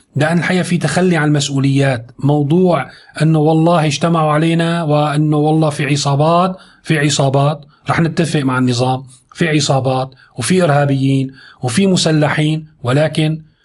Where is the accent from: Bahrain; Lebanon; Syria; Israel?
Syria; نحن عندنا في سوريا